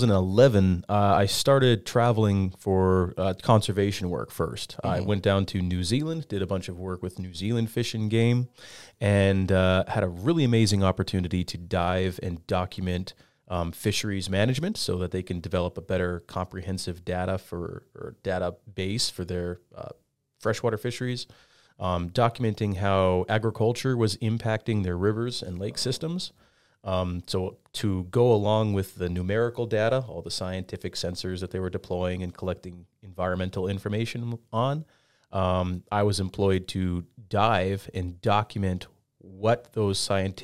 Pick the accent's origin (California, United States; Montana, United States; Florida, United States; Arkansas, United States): Montana, United States; Flathead Valley; I grew up here in the Flathead